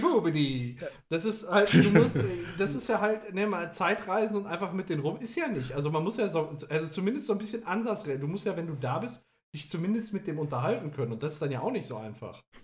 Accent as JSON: {"language": "German", "town": "Gelsenkirchen", "region": "North Rhine-Westphalia", "country": "Germany", "tie": "born or raised there", "lives_now": "Oberhausen, Germany", "said": "meine Heimat anschaue. Gelsenkirchen-Bur beispielsweise, damit, äh, da fühle ich mich richtig heimisch oder inzwischen hier auch in Oberhausen"}